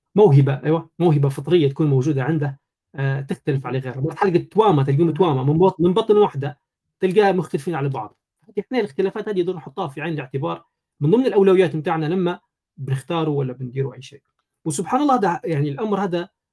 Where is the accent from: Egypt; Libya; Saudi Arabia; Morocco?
Libya; في بلادنا في ليبيا